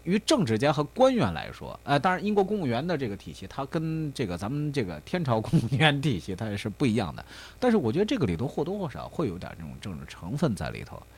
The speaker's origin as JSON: {"language": "Chinese", "country": "China", "said": "我们中国人"}